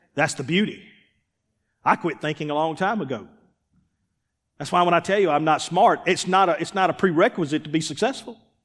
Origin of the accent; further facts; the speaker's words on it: Columbus, Mississippi, United States; moved away as an adult; also born or lived in Starkville, Mississippi; now in Forest, United States; We're from Columbus, Mississippi. Starkville.